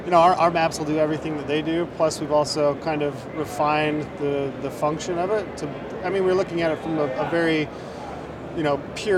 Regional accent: Utah, United States; a Utah elk tag, which is my home state

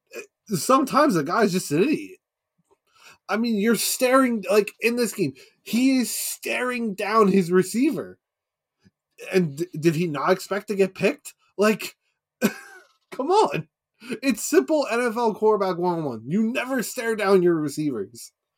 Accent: New York, United States; we grew up in New York

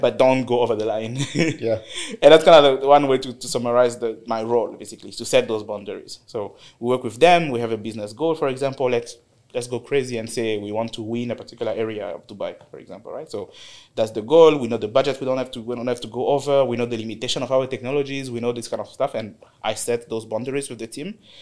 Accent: DR Congo; moved away as an adult; also born or lived in South Africa; now in United Arab Emirates; I'm from Congo, DRC. Um, actually started my career there. So I finished university in DRC in 2013

